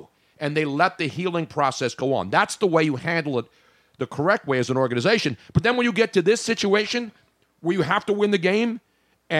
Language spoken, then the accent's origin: English; Philadelphia, Pennsylvania, United States; as a Philadelphian